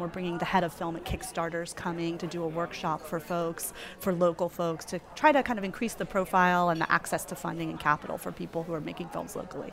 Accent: Tallahassee, Florida, United States; now in New Orleans, United States; I'm from Tallahassee.

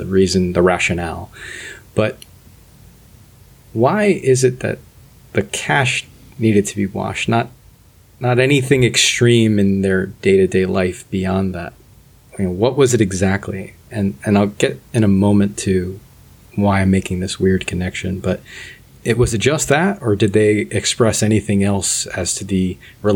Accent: United States; as an American

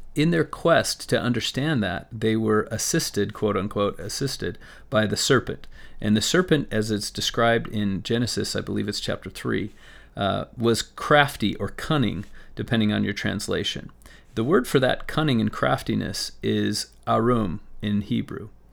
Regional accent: Las Vegas, Nevada, United States; I grew up in Las Vegas

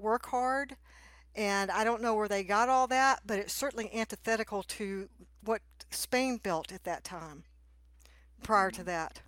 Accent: Texas, United States; I grew up in Texas

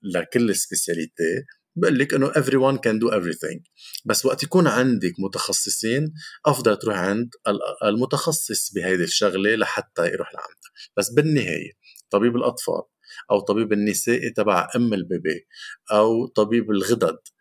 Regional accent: Lebanon; عندنا بلبنان

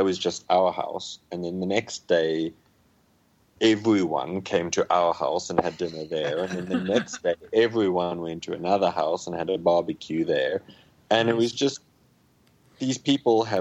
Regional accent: Namibia; my hometown, which is 200 kilometers away

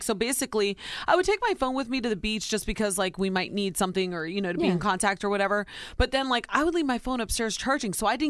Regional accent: Ohio, United States; moved away; born and raised in Ohio, very simple way upbringing.

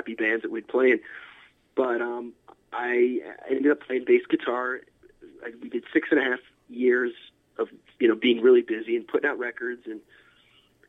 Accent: Altoona, Pennsylvania, United States; I grew up in a small town, Altoona, Pennsylvania, pretty much in the middle of Pennsylvania

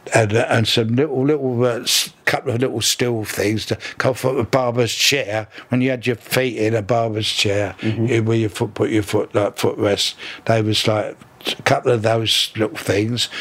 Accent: London, United Kingdom; born in Battersea uh, in 1932

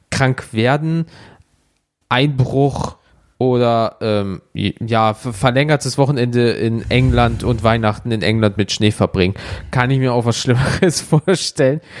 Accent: Germany; Sagst du, Alter, ich komme aus Deutschland, wir haben keinen Vertrag.

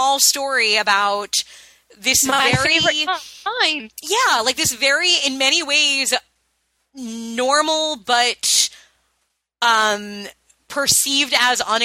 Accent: suburban Long Island, New York, United States; me having grown up a white girl in suburban Long Island

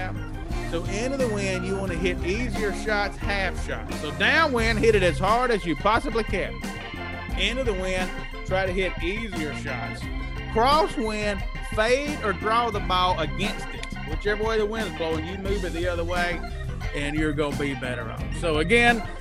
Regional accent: Mississippi, United States; moved away; also born or lived in Lafayette, Louisiana / New Orleans; I was raised in Mississippi

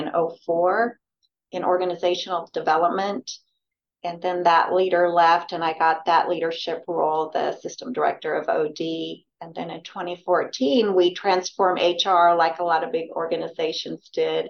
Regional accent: Washington, United States; also born or lived in Oregon / Gillette, Wyoming; now in Texas, United States; I was born in Oregon and grew up in Washington.

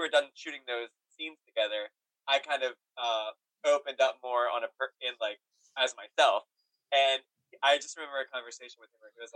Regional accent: New York, United States; as a New Yorker

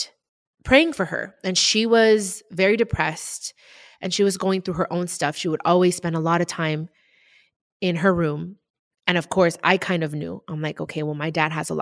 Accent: Compton, California, United States; also born or lived in Long Beach, California; I moved from Long Beach to Compton

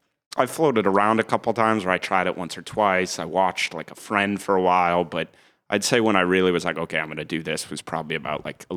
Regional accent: Norfolk, Massachusetts, United States; now in Wrentham, United States; I did. I'm from Norfolk, Mass, which is like, if people are familiar, it's right next to Foxborough.

